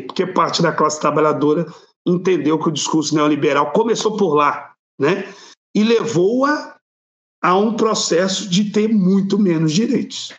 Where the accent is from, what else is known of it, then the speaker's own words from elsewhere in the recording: Belo Horizonte, Minas Gerais, Brazil; eu sou aqui de Minas Gerais, de Belo Horizonte